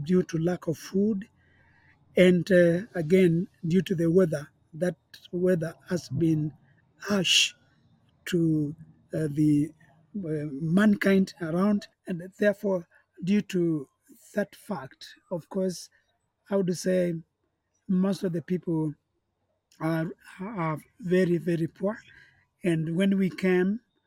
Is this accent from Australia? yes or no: no; Eastern Province, Kenya; I come from Kenya, and in the eastern province of our country